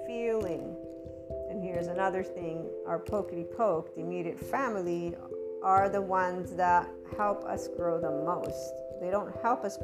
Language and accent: English; United States; I am born and raised in the United States, even though I'm bicultural